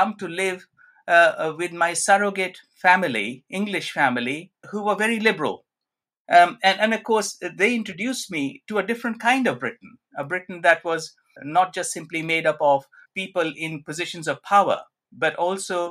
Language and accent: English; Punjab, India; moved away; also born or lived in Sutton Coldfield, England / Birmingham, England; I was born in 1950 in the Punjab in India.